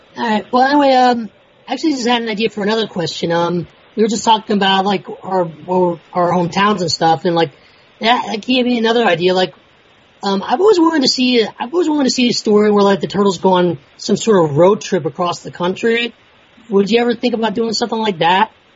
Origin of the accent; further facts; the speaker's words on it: Philadelphia, Pennsylvania, United States; I'm from the Philadelphia area, like you